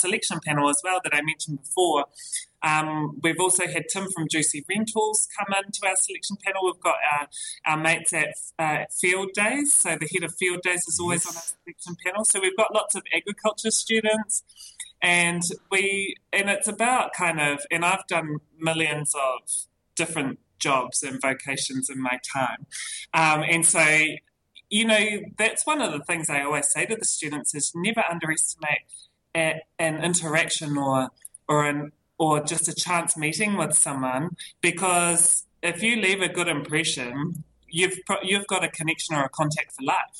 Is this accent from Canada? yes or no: no; Christchurch, Canterbury, New Zealand; moved away; I grew up in Christchurch and the schools are pretty traditional down there.